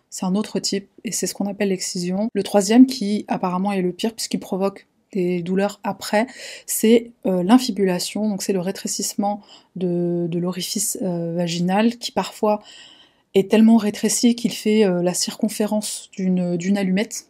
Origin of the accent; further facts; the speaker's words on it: France; en tant que Français, en tant qu'Européens